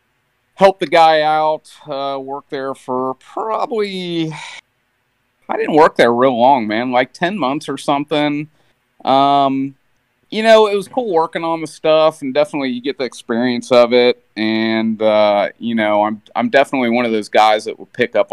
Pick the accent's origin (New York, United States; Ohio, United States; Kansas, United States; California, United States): Ohio, United States; Mason; I'm from the Mason area, Cincinnati area